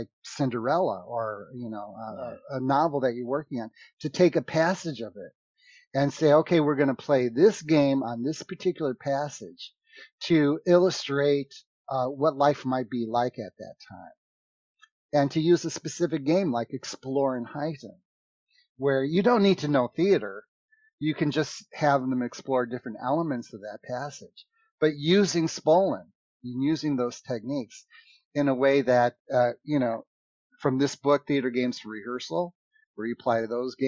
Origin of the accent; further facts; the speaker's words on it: United States; I'm from America, but I like to talk in funny accents